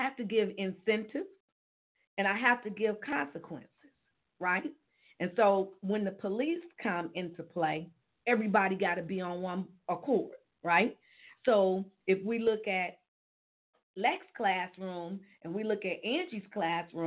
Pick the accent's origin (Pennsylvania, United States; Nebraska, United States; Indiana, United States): Indiana, United States; Gary; we're from Gary and we work in Gary